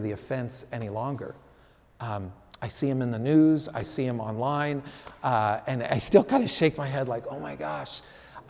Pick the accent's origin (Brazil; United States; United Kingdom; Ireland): United States; San Francisco, California; I grew up playing soccer in the Sunset District in San Francisco